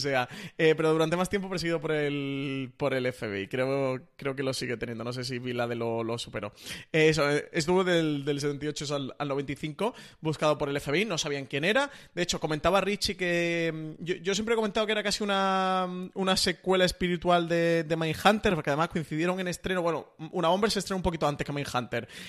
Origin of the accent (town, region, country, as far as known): Spain